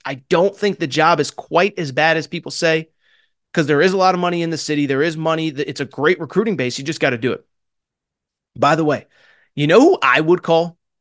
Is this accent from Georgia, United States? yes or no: no; Connecticut, United States; I grew up in Connecticut